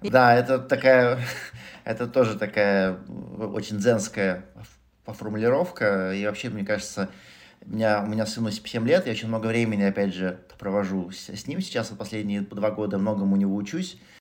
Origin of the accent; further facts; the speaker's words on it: Moscow, Russia; moved away; я родился в Москве, вырос в Москве